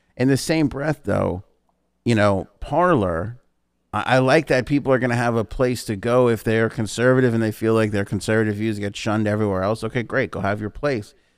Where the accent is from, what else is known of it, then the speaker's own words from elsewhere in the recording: New York, United States; we grew up in New York